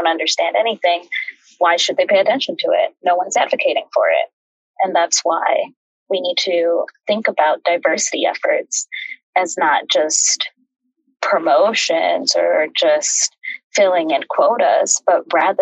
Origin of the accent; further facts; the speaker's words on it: Chicago, Illinois, United States; moved away as an adult; also born or lived in Mexico (family) / Washington; now in New York, United States; I grew up in the Midwest. My family came from Mexico and settled right around the Chicagoland area